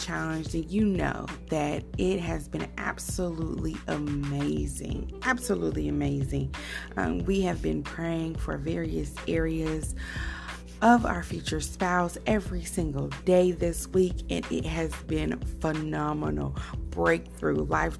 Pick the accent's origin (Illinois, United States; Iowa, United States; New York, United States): Illinois, United States; Decatur; moved away; I went to Decatur, Illinois, which is my hometown